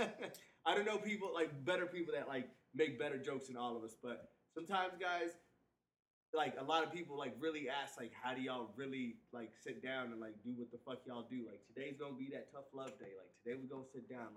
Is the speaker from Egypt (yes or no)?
yes; Cairo, Cairo Governorate, Egypt; Born and raised. Okay, see, I was born in Cairo, Egypt